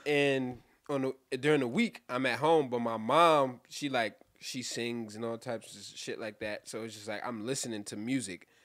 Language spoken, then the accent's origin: English; New York City, New York, United States; I'm from Brooklyn